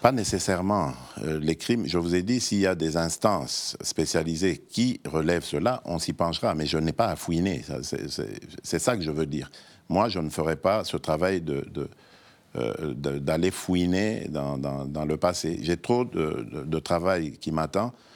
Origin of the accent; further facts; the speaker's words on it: DR Congo; moved away as an adult; now in Belgium; je suis arrivé, j'avais 21 ans et demi, vous comprenez C'est mon autre Congo, c'est mon autre pays